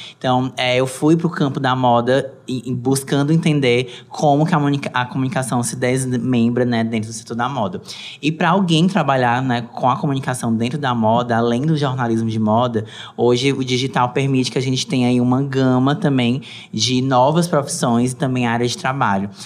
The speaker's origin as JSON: {"language": "Portuguese", "country": "Brazil", "said": "nós, enquanto brasileiros"}